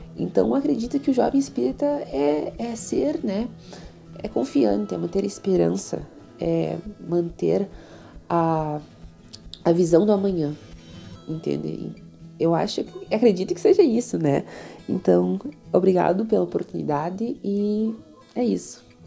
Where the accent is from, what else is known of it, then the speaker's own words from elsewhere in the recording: Itaqui, Rio Grande do Sul, Brazil; sou de Itaqui